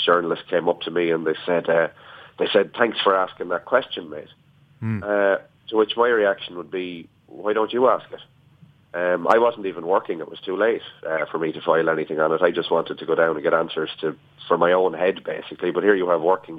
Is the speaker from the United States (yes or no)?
no; Ireland